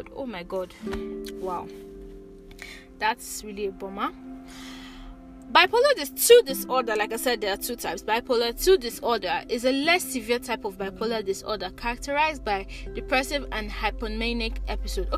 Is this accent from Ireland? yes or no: no; Nigeria; grow up as a Nigerian, living in Nigeria